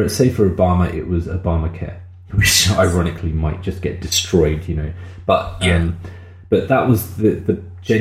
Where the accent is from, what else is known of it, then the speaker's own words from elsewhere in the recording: United Kingdom; we couldn't even say we're from the UK at that point